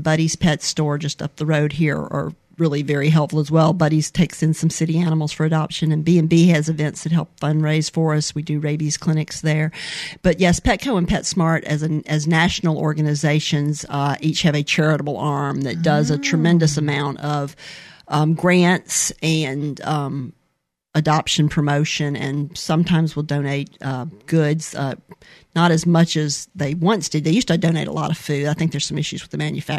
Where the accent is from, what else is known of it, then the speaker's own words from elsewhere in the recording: Mobile, Alabama, United States; also born or lived in California; I am from Mobile, Alabama. Mm-hmm. I was born here, born at Providence Hospital